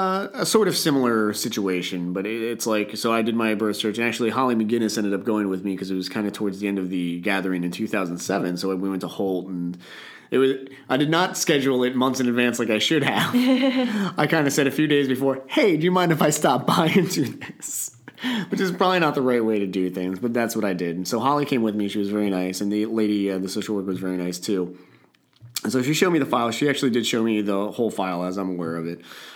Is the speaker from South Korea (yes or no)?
yes; Masan, South Gyeongsang, South Korea; born there; And I was born in Masan, which is like way down south in South Korea.